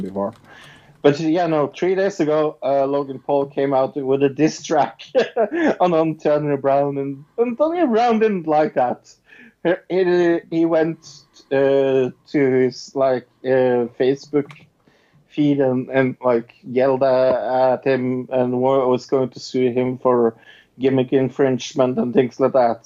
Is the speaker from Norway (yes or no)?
yes; Norway; I'm from Norway